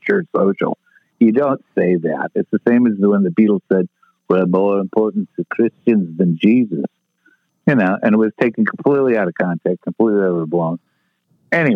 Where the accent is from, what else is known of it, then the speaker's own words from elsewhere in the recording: Chicago, Illinois, United States; I was growing up in Chicago